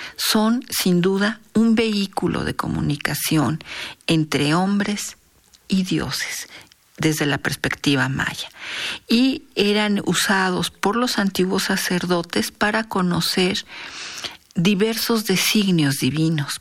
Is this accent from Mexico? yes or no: yes; Mexico; como mexicanos y como especialistas en culturas prehispánicas